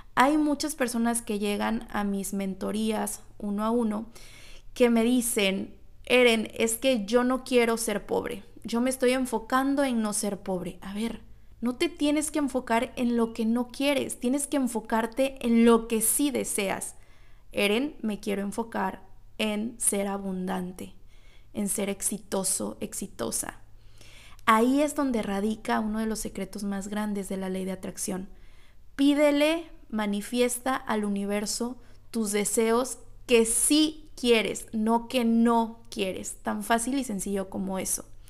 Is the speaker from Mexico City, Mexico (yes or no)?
no; Tlalixcoyan, Veracruz, Mexico; moved away; yo vengo de un pueblito de Veracruz con una familia de clase media